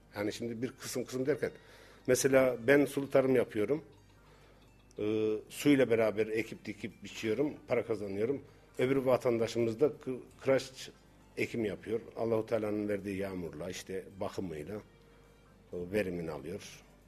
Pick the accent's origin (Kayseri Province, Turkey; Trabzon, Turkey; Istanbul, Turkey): Kayseri Province, Turkey; Incesu; bizim köyde kırsal kesim e, yüzde yirmi beşi taş kırarız.